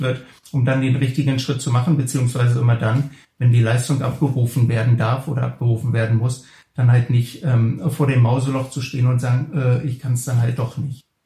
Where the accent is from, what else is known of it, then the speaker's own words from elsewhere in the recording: the east of the Republic, East Germany, Germany; ich bin ja damals im Osten der Republik groß geworden